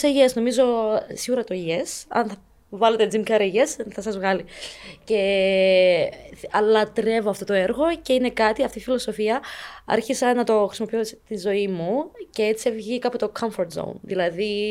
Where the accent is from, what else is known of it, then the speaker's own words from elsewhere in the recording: Cyprus; also born or lived in Ukraine; 18 χρόνια και ήρθα από Ουκρανία. Οπότε μεγάλωσα εδώ στην Κύπρο